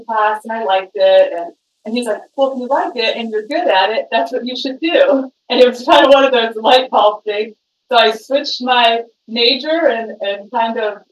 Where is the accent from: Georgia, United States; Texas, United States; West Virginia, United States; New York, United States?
West Virginia, United States; moved away as an adult; also born or lived in Arizona; now in Phoenix, United States; I grew up in West Virginia. I came out to Arizona right out of high school